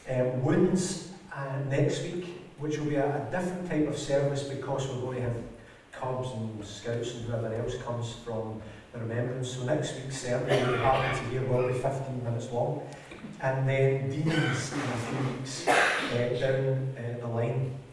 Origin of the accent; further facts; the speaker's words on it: United Kingdom; because we come from Britain with the economics that it all is, we are rich